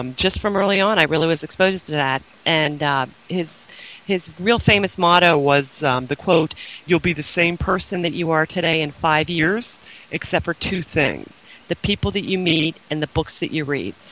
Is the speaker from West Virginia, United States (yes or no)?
no; Harrisburg, Pennsylvania, United States; also born or lived in Austin, Texas / St. Louis, Missouri; I'm from Harrisburg, Pennsylvania